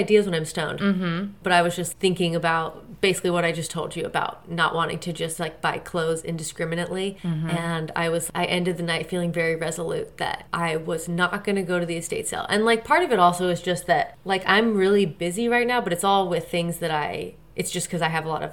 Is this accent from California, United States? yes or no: yes; California, United States; also born or lived in Indiana; I moved to California from Indiana when I was 8